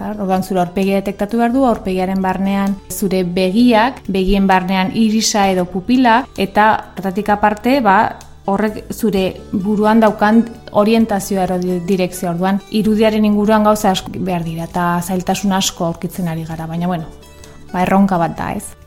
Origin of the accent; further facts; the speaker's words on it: Pamplona, Navarre, Spain; hemen Iruña jaio nintzen